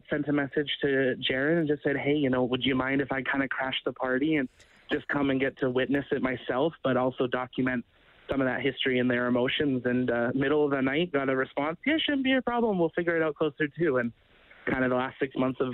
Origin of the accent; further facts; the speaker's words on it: Canada; I'm 25, I'm from Canada